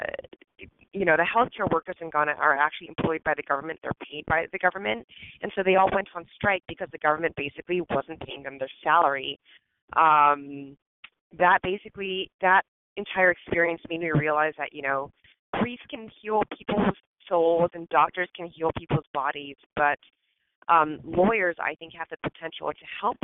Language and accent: English; Hacienda Heights, California, United States; I actually grew up in Southern California in a little tiny suburb called Hacienda Heights